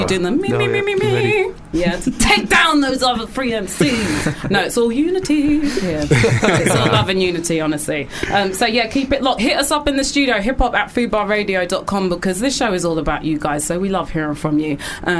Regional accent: London, United Kingdom; After shutting me down, telling me I'm actually from South London.

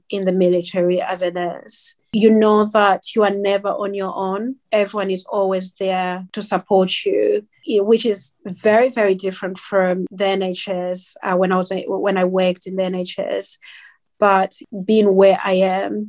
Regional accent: Zambia; now in United Kingdom; I'm black. I'm from Zambia.

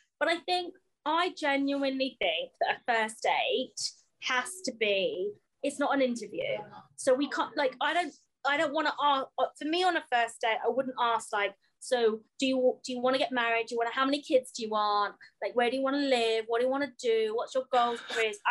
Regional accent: United Kingdom; We're British.

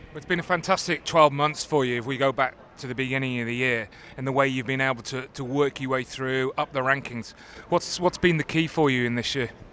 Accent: United Kingdom; being British

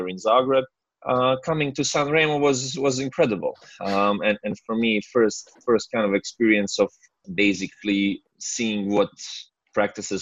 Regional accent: Medjugorje, Federation of Bosnia and Herzegovina, Bosnia & Herzegovina; my hometown Medjugorje

